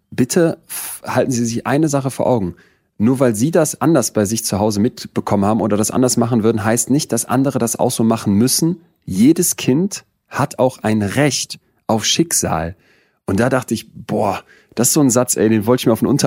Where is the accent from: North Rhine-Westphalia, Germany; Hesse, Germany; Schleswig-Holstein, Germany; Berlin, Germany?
North Rhine-Westphalia, Germany; Solingen; beim Essen gehen mit den Eltern in Solingen, wo ich groß geworden bin?